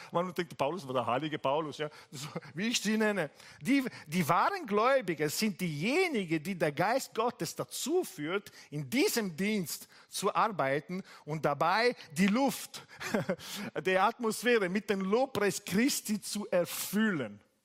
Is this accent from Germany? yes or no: no; Italy; German is a second language; now in Bari, Italy; ich bin Italiener